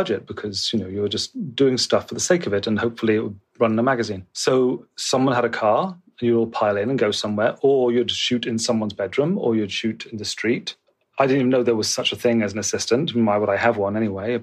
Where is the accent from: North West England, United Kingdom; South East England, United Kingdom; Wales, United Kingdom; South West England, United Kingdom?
South West England, United Kingdom; Bristol; moved away as an adult; also born or lived in London; stuff I'd done in Bristol, which is my hometown.